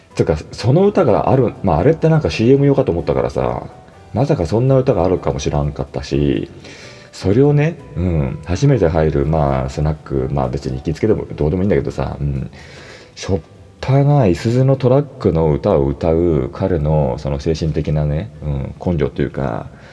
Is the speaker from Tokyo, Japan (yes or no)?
yes; Toshima, Tokyo, Japan; もともと私が豊島区の出身なんで、うん、豊島区の中学校だったから